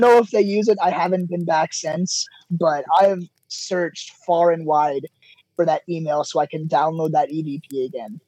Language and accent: English; Charleston, Illinois, United States; I am from Charleston, Illinois